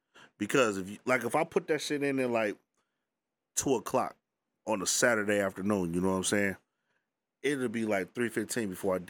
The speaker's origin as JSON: {"language": "English", "town": "Detroit", "region": "Michigan", "country": "United States", "tie": "born or raised there", "said": "In Detroit, my hometown, my hood, Brightmoor"}